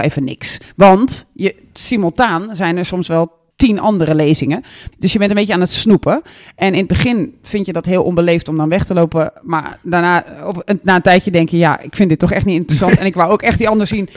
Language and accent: Dutch; Netherlands; also born or lived in Flanders; de slecht Engels sprekende Nederlander